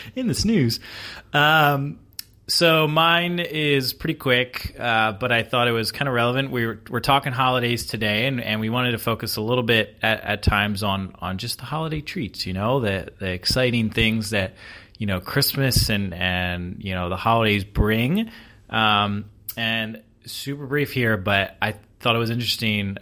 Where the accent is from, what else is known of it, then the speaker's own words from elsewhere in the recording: East Coast, United States; now in Seattle, United States; being from the East Coast